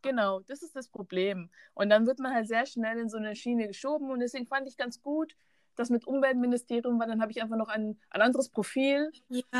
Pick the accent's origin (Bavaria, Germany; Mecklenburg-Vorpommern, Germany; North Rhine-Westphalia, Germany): Bavaria, Germany; ich bin in Bayern geboren und dort aufgewachsen